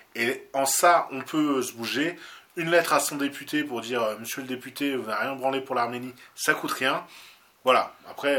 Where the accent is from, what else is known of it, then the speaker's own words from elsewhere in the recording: France; nous, en tant que Français